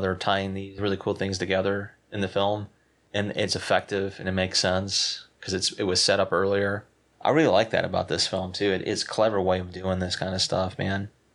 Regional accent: South Carolina, United States; I'm from South Carolina

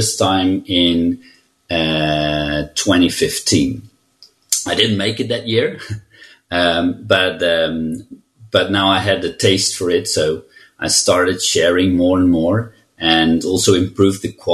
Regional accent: Netherlands; I'm from the Netherlands, and I'm a CTO and senior consultant at We Are You

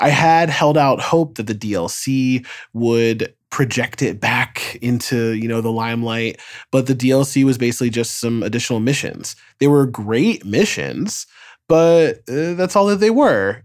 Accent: New York, United States; as a New Yorker

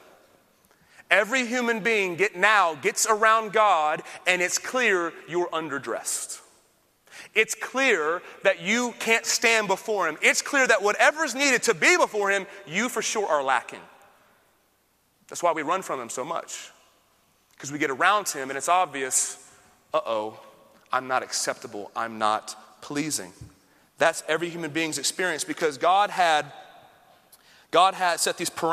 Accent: Austin, Texas, United States; I'm from Austin

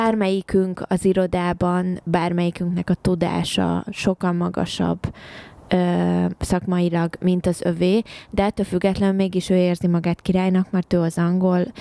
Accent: Hungary; moved away as an adult; also born or lived in England; now in United Kingdom

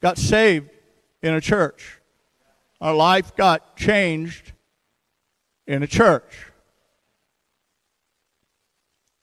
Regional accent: St. Louis, Missouri, United States; now in Seattle, United States; I grew up in St. Louis, by the way. I'm a Midwestern boy

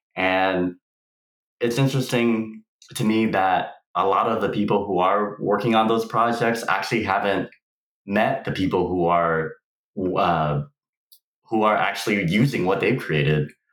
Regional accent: Houston, Texas, United States; moved away as an adult; now in San Diego, United States; I was actually born and raised in Houston, Texas

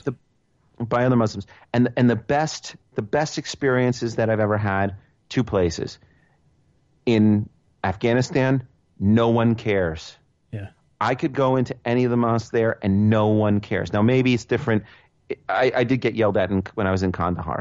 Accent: New York City, New York, United States; as a New Yorker

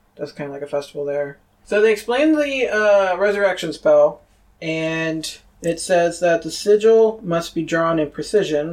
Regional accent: Rochester, New York, United States; my hometown of Rochester, New York

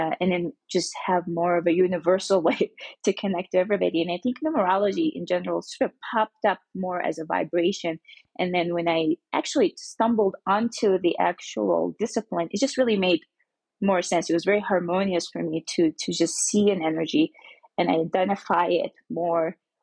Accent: Mecca, Makkah Province, Saudi Arabia; I grew up in Mecca, Saudi Arabia

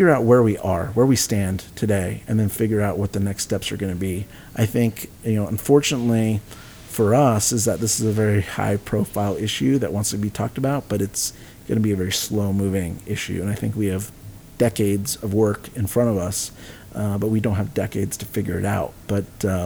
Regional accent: San Antonio, Texas, United States; my hometown of San Antonio

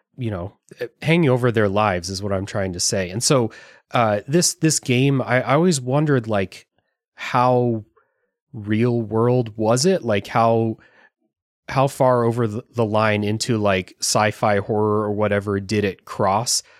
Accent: United States; as an American

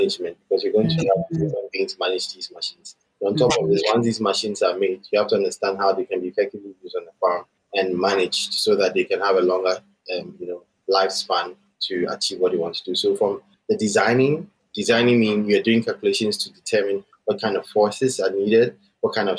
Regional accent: Accra, Greater Accra, Ghana; also born or lived in Atlanta, United States; I grew up and born and grew up in Accra, Ghana, and I schooled throughout my entire life here in Ghana

